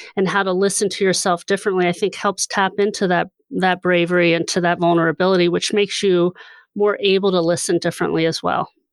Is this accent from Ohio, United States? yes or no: no; Hershey, Pennsylvania, United States; I grew up in Hershey